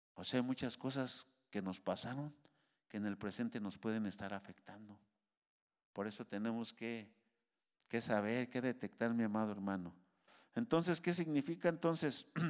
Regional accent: Mexico; now in United States; Pues si yo soy de aquí, aquí nací. Soy mexicano hasta, hasta las cachas

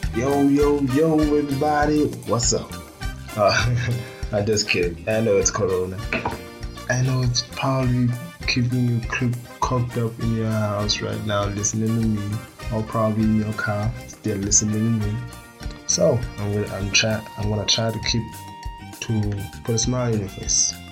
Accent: Botswana; I am from Botswana

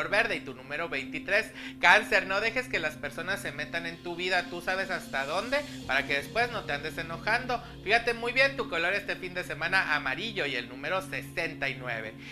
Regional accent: Mexico City, Mexico; de la Ciudad de México.

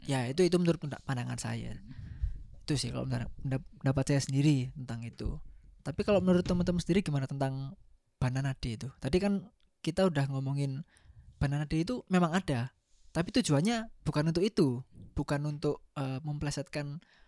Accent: Surabaya, East Java, Indonesia; saya orang Surabaya plat L

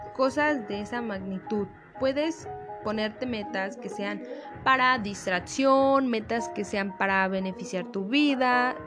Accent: Mexico; nosotros como mexicanos

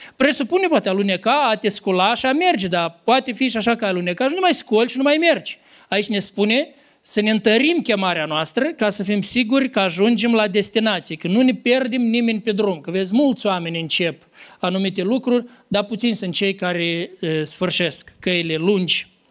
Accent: Lăpușna, Hîncești District, Moldova; din satul meu de Baștin, din Lăpușna

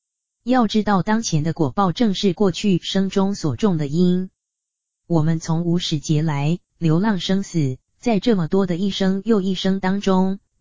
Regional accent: China; 我们中国人常说“自助而人助，人助而天助”

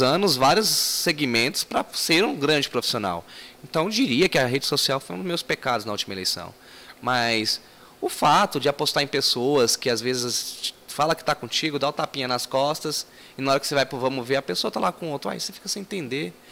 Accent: Brasília, Federal District, Brazil; also born or lived in Ceilândia; Morávamos na Ceilândia e chegamos em 94 no Recanto das Emas

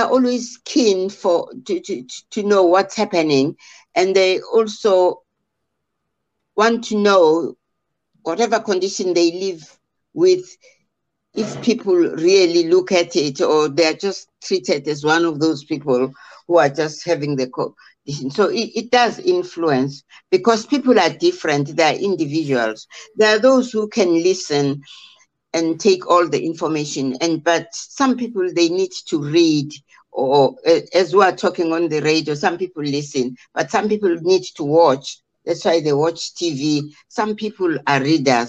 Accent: South Africa; English is a second language; I'm from South Africa

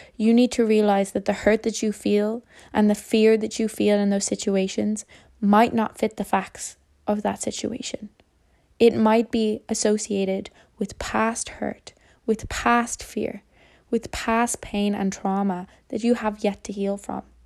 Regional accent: Ireland; As an Irish person

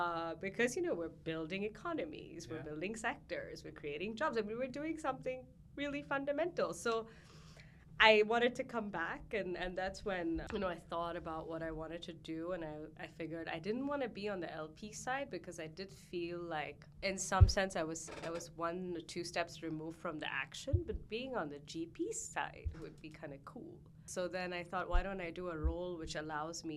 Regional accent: Hong Kong; I grew up in Hong Kong

